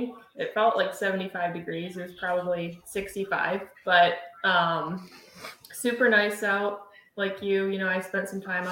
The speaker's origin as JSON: {"language": "English", "town": "New Baltimore", "region": "Michigan", "country": "United States", "tie": "born or raised there", "said": "I'm from New Baltimore, Michigan. Born and raised. My parents were both from Michigan as well. Obviously played hockey in Michigan growing up. Went to the University of Michigan, and I've stuck around."}